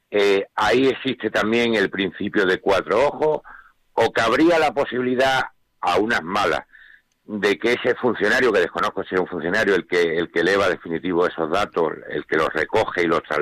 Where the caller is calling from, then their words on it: Málaga, Andalusia, Spain; de Málaga.